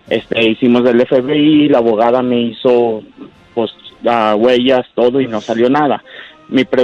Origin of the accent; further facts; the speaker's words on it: Mexico; now in Riverside, United States; Soy de México.